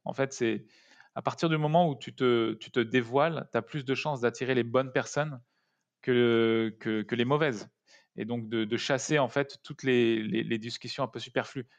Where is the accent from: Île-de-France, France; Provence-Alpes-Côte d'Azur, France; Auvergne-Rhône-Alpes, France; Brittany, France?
Île-de-France, France; Paris suburbs; also born or lived in Grenoble; Je viens de banlieue parisienne. Je suis né à Grenoble.